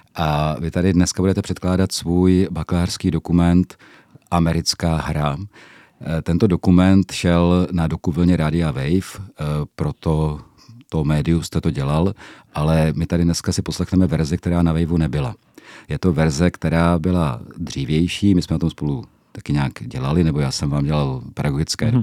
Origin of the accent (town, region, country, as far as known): Czechia